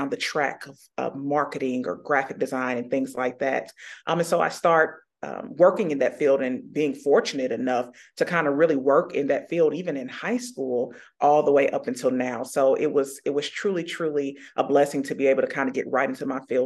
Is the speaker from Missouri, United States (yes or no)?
no; Indianapolis, Indiana, United States; I was born and raised here in Indianapolis on the northwest side of town, grew up in Pike Township, went to Pike High School.